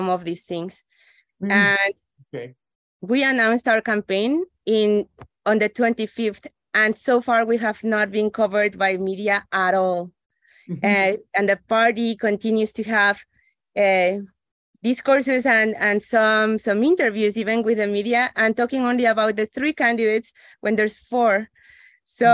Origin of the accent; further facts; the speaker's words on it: Ecuador; moved away; also born or lived in Mexico; I went to school in Mexico, but I'm originally from Ecuador